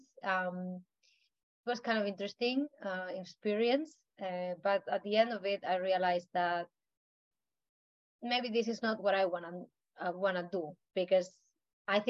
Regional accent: Madrid, Community of Madrid, Spain; also born or lived in Canary Islands, Spain; now in Iceland; I come from Madrid in Spain. It's the capital, so it's just the center of Spain.

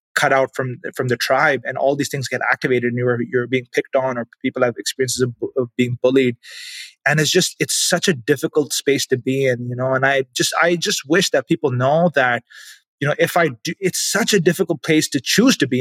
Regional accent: Pakistan; moved away as an adult; now in Canada; I grew up in Pakistan

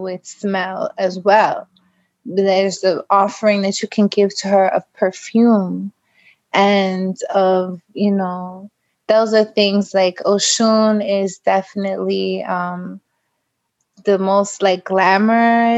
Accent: New York City, New York, United States; I'm from Brooklyn, New York, and I am a dancer

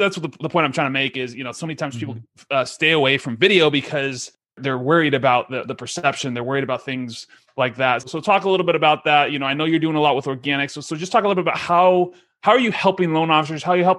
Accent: San Diego, California, United States; San Diego.

